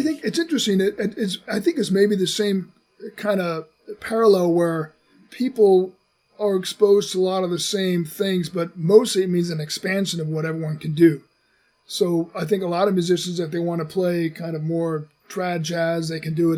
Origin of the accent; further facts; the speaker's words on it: United States; as an American